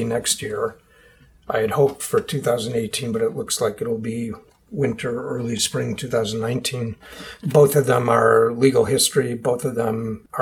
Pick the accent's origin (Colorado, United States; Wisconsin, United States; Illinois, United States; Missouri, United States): Wisconsin, United States; Milwaukee; my hometown, which was Milwaukee, Wisconsin at the time